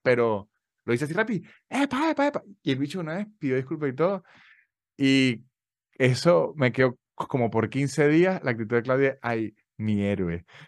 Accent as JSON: {"language": "Spanish", "town": "San Cristóbal", "region": "Táchira", "country": "Venezuela", "moved": "yes", "lives_now": "Argentina", "said": "Y yo soy muy de los Andes."}